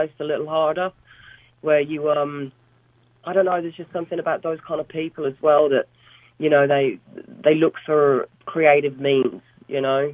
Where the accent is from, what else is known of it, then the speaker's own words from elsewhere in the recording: Solihull, West Midlands, United Kingdom; also born or lived in Black Country; I was born in the Black Country, but raised in Solihull